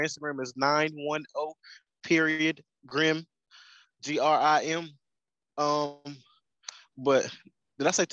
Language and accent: English; North Carolina, United States; moved away as an adult; also born or lived in Kansas; I'm from North Carolina, but I've been out of North Carolina for 5 years in Kansas